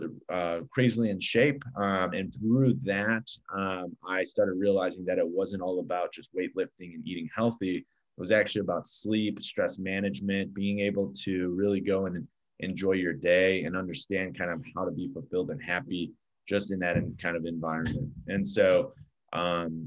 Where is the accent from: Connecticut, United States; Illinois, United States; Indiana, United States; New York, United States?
Illinois, United States; Chicago; I grew up in Chicago, which I'm actually sitting in right now